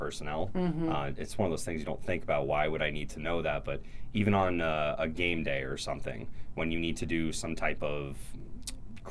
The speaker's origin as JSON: {"language": "English", "town": "Alexandria", "region": "Virginia", "country": "United States", "tie": "born or raised there", "said": "I grew up in Alexandria, Virginia, right across the water"}